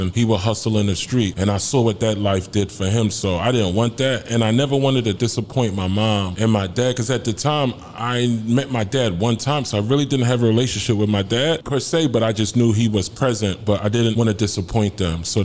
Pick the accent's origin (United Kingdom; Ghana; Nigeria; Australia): Ghana; now in United States; I'm Ghanaian. Both my parents are from Ghana, so yeah, I'm Ghanaian, man.